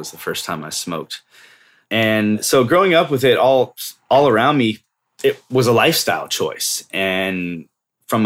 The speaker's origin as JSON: {"language": "English", "area": "Bay Area", "region": "California", "country": "United States", "tie": "born or raised there", "also_born_or_lived": "Lake Tahoe / Colorado", "moved": "yes", "said": "I grew up here in the Bay Area. Grew up here for, half of my life, basically"}